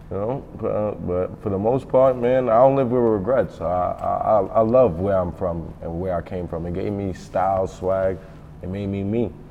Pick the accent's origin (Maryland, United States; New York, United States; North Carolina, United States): New York, United States; New York City; I'm from Brooklyn. I was just born in '95.